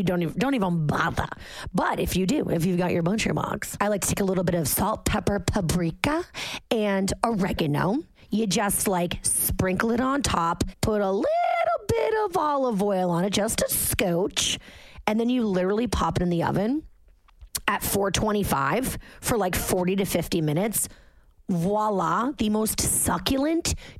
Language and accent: English; Massachusetts, United States; now in Jersey City, United States; I'm from Massachusetts. I literally grew up with lobster traps in my parents' backyard because they live on the water.